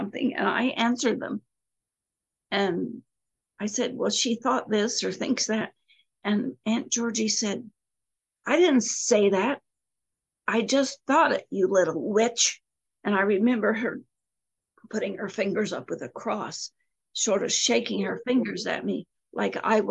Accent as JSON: {"language": "English", "region": "Appalachia", "country": "United States", "tie": "born or raised there", "said": "I was raised in Appalachia"}